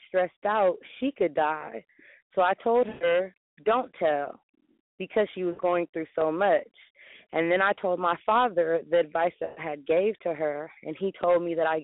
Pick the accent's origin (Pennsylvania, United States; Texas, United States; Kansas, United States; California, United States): California, United States; Bay Area; I'm from the Bay Area, California